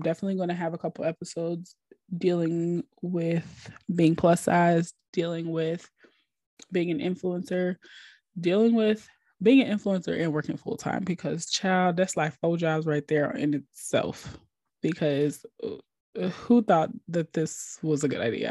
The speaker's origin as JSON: {"language": "English", "region": "Minnesota", "country": "United States", "moved": "yes", "lives_now": "Atlanta, United States", "said": "I'm originally from Minnesota"}